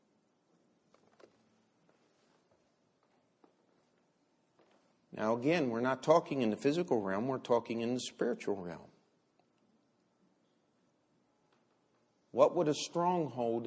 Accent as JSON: {"language": "English", "town": "Baltimore", "region": "Maryland", "country": "United States", "tie": "born or raised there", "said": "the city of Baltimore, my hometown"}